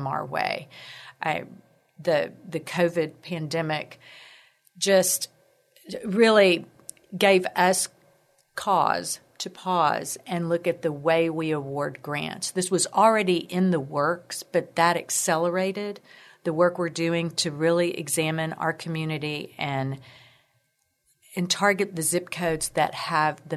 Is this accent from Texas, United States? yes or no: yes; Corpus Christi, Texas, United States; moved away as an adult; now in San Antonio, United States; was born and raised in Corpus Christi